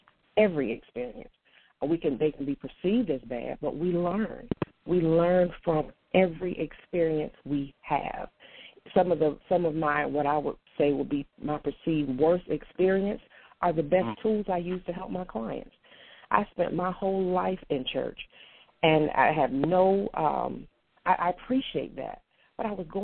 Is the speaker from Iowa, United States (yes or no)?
no; North Carolina, United States; also born or lived in Portsmouth; I was born in Portsmouth, spent most of my life in North Carolina, but I was born in Portsmouth.